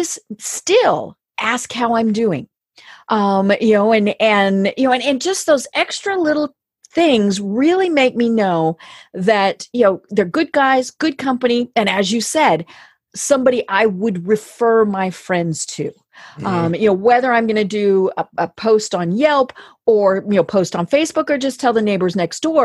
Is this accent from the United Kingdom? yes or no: no; Colorado, United States; now in Atlanta, United States; I'm from Colorado